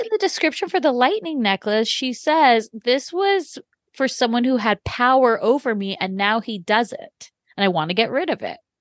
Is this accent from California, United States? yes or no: yes; Orange County, California, United States; I'm from Orange County